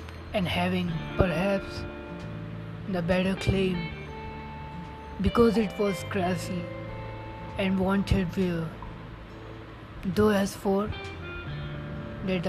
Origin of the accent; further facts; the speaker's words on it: India; I'm from India, and right now a student